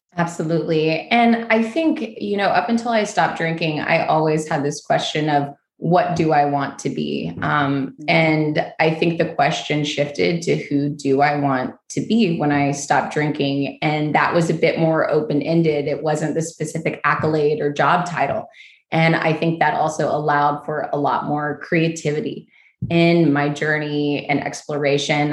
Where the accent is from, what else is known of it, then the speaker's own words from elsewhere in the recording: Kentucky, United States; moved away as an adult; also born or lived in New York; I moved back home to Kentucky from New York.